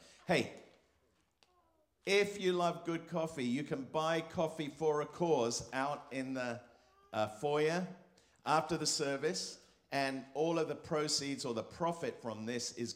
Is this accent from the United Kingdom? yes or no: yes; England, United Kingdom; now in California, United States; I'm English